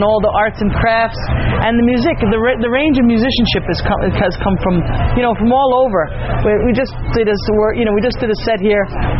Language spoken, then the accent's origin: English; New York, United States; I grew up in New York listening to a lot of the old timers that emigrated and passed on their music to me